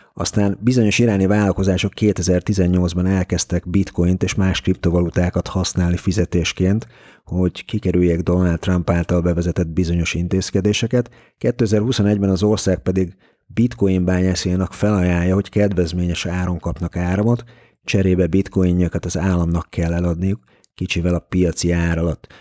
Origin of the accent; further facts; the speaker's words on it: Hungary; magyarként nehéz volt az orosz piacon kereskedni közvetlenül